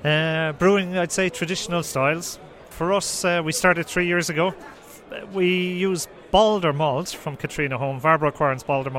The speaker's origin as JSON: {"language": "English", "town": "Dublin", "region": "Leinster", "country": "Ireland", "moved": "yes", "lives_now": "Sweden", "said": "I'm not Swedish, no. I'm from Dublin, Ireland. Came here in 2000."}